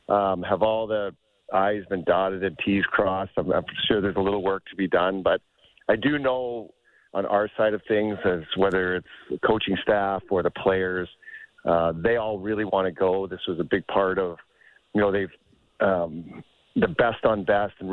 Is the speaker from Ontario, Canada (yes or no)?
no; Prince George, British Columbia, Canada; growing up in Prince George